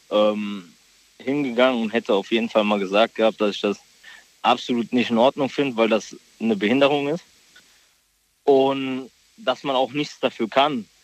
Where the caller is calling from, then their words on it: Mainz, Rhineland-Palatinate, Germany; ich komm aus Mainz